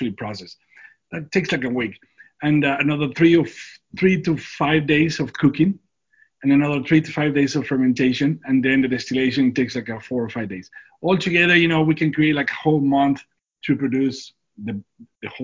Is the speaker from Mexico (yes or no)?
yes; Durango, Mexico; moved away as an adult; now in San Diego, United States; I was born and raised in Durango